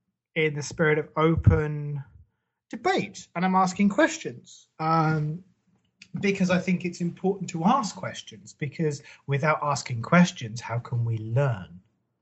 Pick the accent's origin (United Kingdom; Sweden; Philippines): United Kingdom; England; I'm English